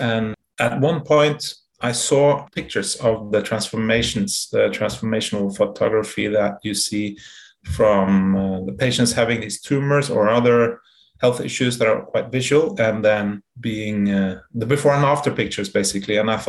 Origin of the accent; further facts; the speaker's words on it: Norway; moved away as an adult; also born or lived in Netherlands; We're from Norway, and as at least some of the people on board know, I'm half Dutch. I was born in Holland, but my mother's Norwegian, my father's Dutch.